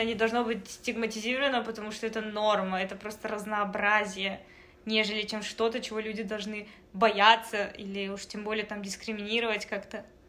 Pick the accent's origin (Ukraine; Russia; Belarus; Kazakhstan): Kazakhstan; now in Canada; Раз уж мы находимся в Канаде, uh-huh. э, страна, где билингвизм это что-то обычное, а еще мы из Казахстана